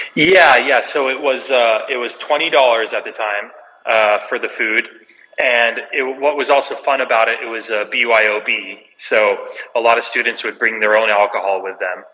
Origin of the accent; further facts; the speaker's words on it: Los Angeles, California, United States; I, was born uh, here in Los Angeles, my brothers and I.